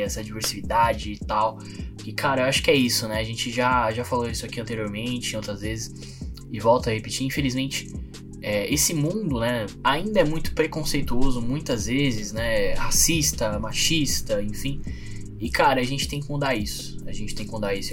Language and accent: Portuguese; São Paulo, Brazil; eu sou de São Mateus, não Zona Leste de São Paulo